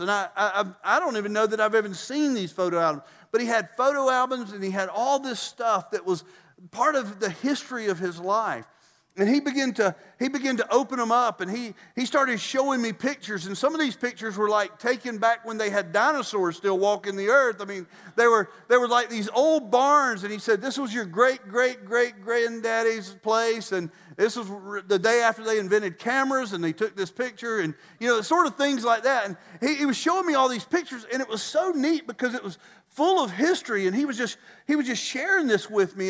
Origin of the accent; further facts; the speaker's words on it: Statesboro, Georgia, United States; moved away; Statesboro, my hometown